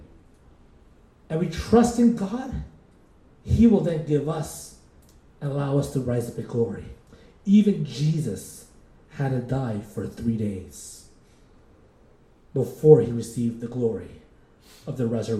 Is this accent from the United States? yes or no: no; Philippines; I'm Filipino